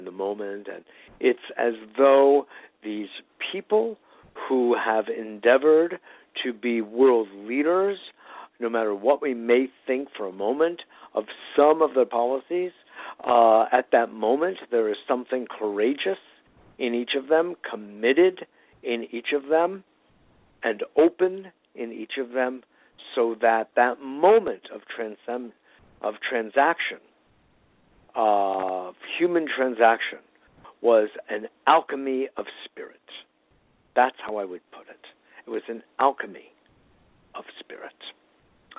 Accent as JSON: {"language": "English", "town": "New York City", "region": "New York", "country": "United States", "tie": "born or raised there", "said": "I was born in New York City"}